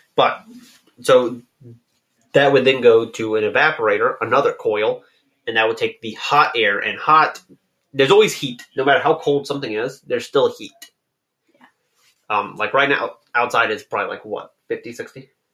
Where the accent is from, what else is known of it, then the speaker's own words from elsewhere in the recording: United States; I'm I'm American